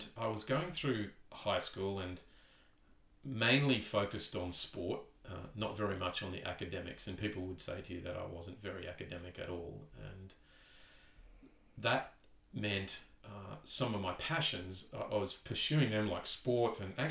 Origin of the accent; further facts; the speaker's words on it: Townsville, Queensland, Australia; moved away as an adult; also born or lived in Perth / Newcastle / Tindal, Northern Territory; I was born in Townsville, raised in Townsville.